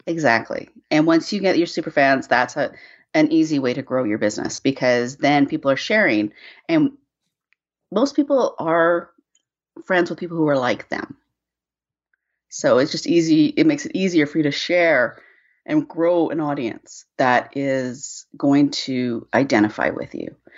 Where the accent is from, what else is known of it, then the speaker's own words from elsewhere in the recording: Canada; I'm Canadian, I live in Vancouver